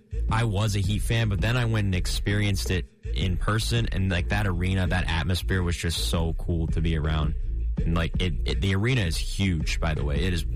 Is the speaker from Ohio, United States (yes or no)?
yes; Cleveland, Ohio, United States; born or raised there